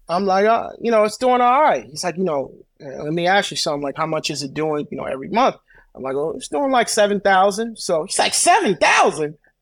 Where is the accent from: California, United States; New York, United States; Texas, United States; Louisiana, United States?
New York, United States; Brooklyn; I grew up in Brooklyn